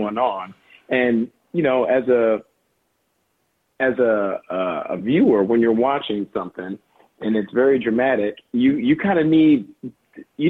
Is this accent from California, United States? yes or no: yes; Los Angeles, California, United States; We live in South LA. We grew up in South